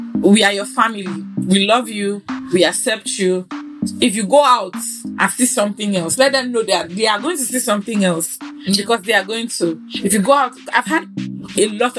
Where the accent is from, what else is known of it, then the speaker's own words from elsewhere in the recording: Nigeria; me being a Nigerian